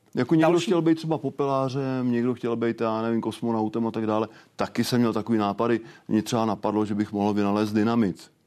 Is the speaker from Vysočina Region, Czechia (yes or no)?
yes; Okřížky, Vysočina Region, Czechia; Já jsem z Vysočiny. eh, od Třebíče, obec Okřížky